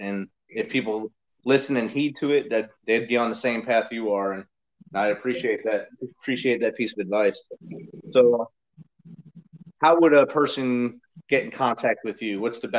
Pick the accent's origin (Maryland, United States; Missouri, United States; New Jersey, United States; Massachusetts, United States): New Jersey, United States; moved away; I'm originally from New Jersey